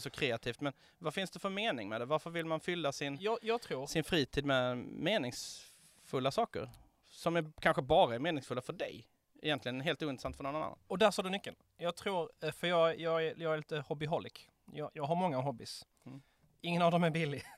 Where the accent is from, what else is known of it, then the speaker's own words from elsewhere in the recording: Ystad, Skåne, Sweden; i Ystad där jag växte upp